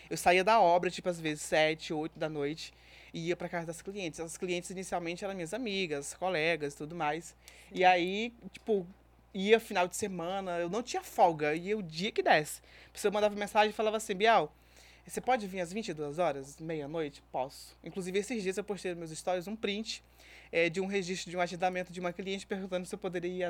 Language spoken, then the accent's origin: Portuguese; Cocal dos Alves, Piauí, Brazil; moved away as an adult; now in Rio de Janeiro, Brazil; Sou piauiense, de uma cidade chamada Piauí. Cocal dos Alves.